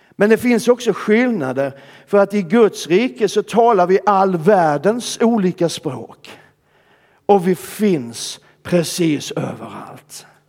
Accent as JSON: {"language": "Swedish", "region": "Skåne", "country": "Sweden", "said": "De flesta av dem ligger i Skåne, där jag kommer ifrån."}